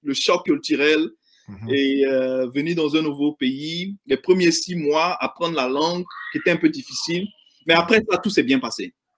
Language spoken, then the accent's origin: French; Abidjan, Côte d’Ivoire; now in United States; j'ai grandi en Côte d'Ivoire, euh, euh, dans la, à Yopougon et à Marcory